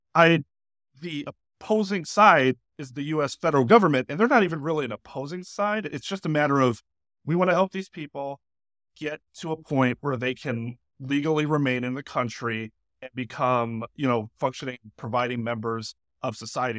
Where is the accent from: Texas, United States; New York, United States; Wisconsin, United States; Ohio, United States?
Wisconsin, United States; Milwaukee; I lived in uh, River West for most of my life.